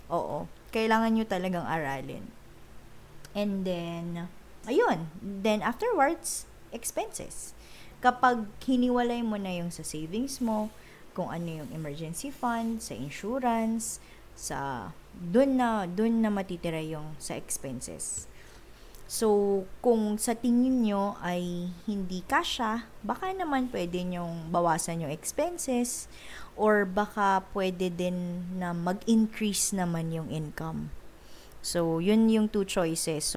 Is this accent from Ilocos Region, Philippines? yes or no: yes; Ilocano, Ilocos Region, Philippines; So, Ilocano kami, up north. So, na- lumaki ako sa family na naglilista ng expenses